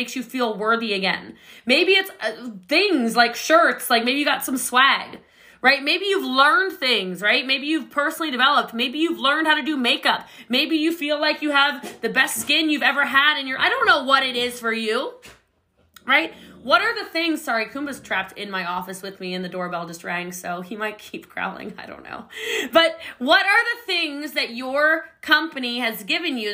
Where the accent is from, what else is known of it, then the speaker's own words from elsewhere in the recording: Maryland, United States; now in Dallas, United States; I live here in Dallas, Texas. I'm actually from Maryland